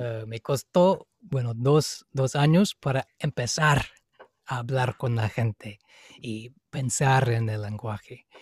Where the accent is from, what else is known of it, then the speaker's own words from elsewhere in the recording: Seattle, Washington, United States; Spanish is a second language; moved away as an adult; also born or lived in India; soy de Seattle, en Estados Unidos, en el estado de Washington